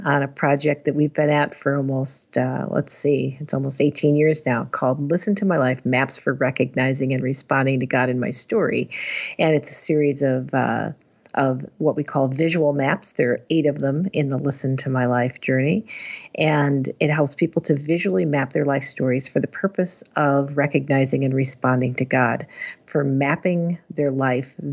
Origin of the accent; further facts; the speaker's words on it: Chicago, Illinois, United States; I grew up in the northwest suburbs of Chicago